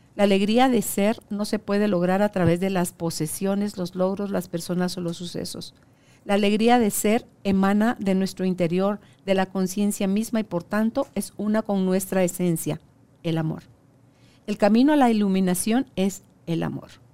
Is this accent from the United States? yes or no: no; Guatemala; ahora acá en mi país